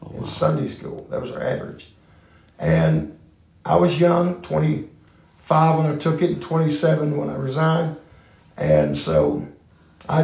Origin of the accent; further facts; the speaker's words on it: Northern Kentucky, United States; I was born in Northern Kentucky